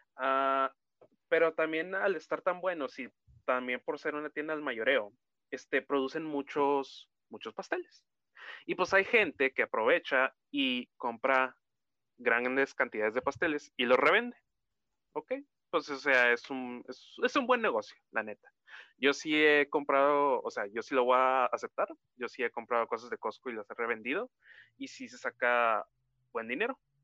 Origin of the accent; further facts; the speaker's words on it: Mexico; somos mexicanos